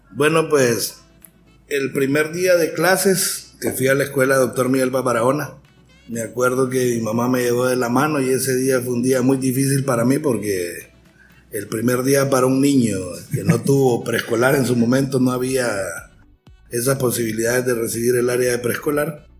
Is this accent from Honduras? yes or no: yes; San Pedro Sula, Cortés, Honduras; born or raised there; also born or lived in Tegucigalpa